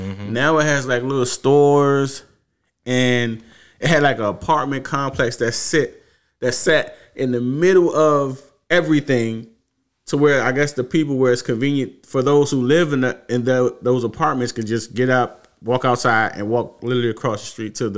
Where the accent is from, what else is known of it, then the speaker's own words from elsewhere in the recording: Washington, District of Columbia, United States; I grew up on Seaton Place. It's in the northeast side of Washington, D.C., and I used to always catch the subway to go to Union Station.